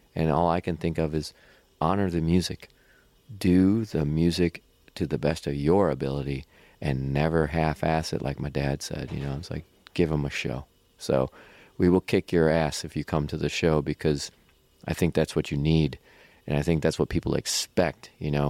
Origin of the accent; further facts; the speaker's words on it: Cleveland, Ohio, United States; now in Akron, United States; my hometown is Cleveland, Ohio, but I live in Akron, about an hour south of Cleveland right now.